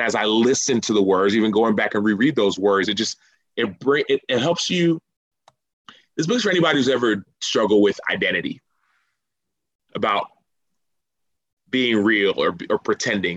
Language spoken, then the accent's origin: English; Dallas, Texas, United States; now in Chicago, United States; I'm a Texan